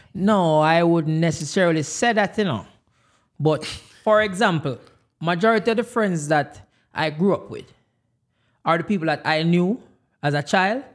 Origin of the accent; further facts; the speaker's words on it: Jamaica; now in United States; I am Jamaican.